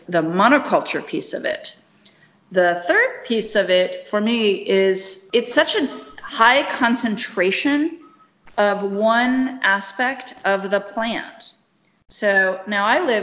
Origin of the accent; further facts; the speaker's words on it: Kinshasa, DR Congo; moved away; it was not growing in Kinshasa when I was there